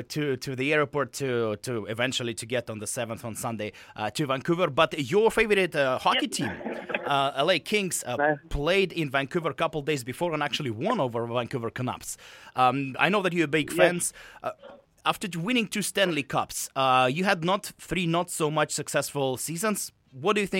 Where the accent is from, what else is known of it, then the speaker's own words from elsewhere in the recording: Russia; moved away; I'm from Russia